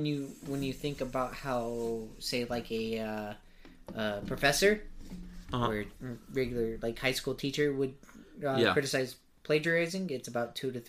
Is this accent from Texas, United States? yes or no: yes; Texas, United States; as a Texan